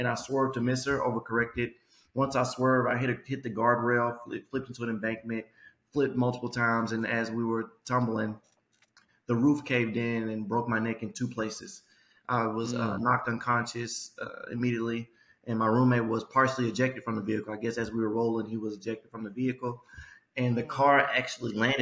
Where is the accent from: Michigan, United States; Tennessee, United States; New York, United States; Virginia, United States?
Tennessee, United States; Memphis; born and raised in Memphis, Tennessee